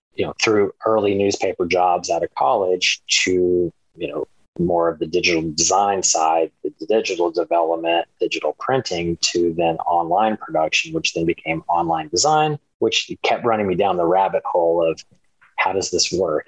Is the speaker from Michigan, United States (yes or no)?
no; Dallas and East Texas, United States; moved away as an adult; I was uh, born outside of Dallas. So I grew up between Dallas and East Texas